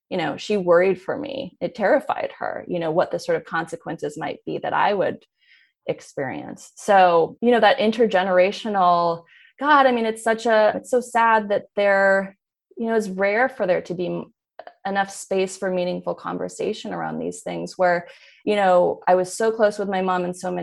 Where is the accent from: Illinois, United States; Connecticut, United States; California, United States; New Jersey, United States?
California, United States; Berkeley; I grew up in Berkeley.